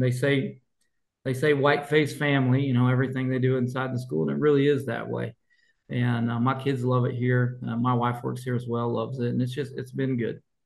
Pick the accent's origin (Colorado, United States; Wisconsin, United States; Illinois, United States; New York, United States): Colorado, United States; moved away; I grew up in Colorado at Revere High School